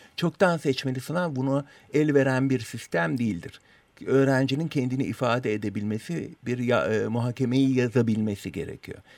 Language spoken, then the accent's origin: Turkish; Turkey; first language Turkish